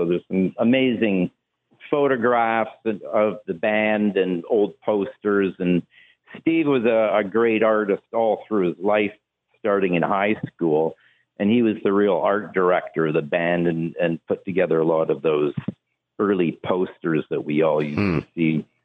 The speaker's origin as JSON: {"language": "English", "town": "Hamilton", "region": "Ontario", "country": "Canada", "said": "we're all from Hamilton"}